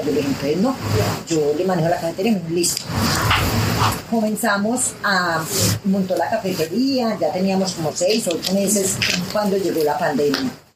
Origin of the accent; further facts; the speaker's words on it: Pijao, Quindío, Colombia; Yo nací en Pijao y me crié aquí en Pijao